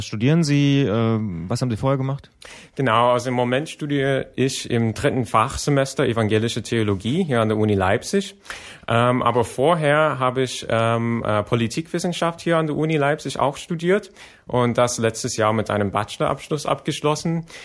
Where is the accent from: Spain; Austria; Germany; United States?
United States; German is a second language; Ich komme ja, wie gesagt, aus den USA.